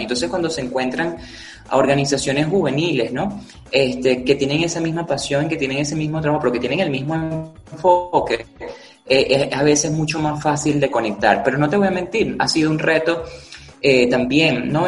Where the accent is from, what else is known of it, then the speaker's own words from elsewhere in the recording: Zaraza, Guárico, Venezuela; en la ciudad de Sarasa, en el estado Guárico, al oriente del estado Guárico, de donde soy y donde crecí